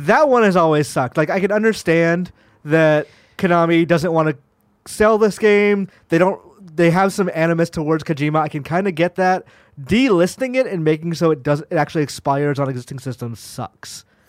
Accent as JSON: {"language": "English", "region": "Georgia", "country": "United States", "moved": "yes", "lives_now": "San Francisco, United States", "said": "I am from Georgia originally"}